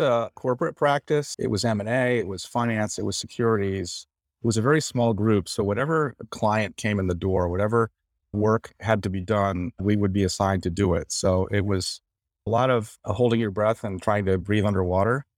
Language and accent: English; Suffield, Connecticut, United States; moved away as an adult; also born or lived in Washington, D.C.; I'm from Suffield, Connecticut, a small town in northern Connecticut.